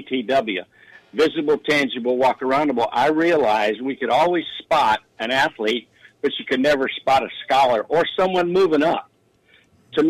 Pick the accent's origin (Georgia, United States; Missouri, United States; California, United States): California, United States; Sacramento; moved away; also born or lived in Denver; I was born in Denver and I grew up in Sacramento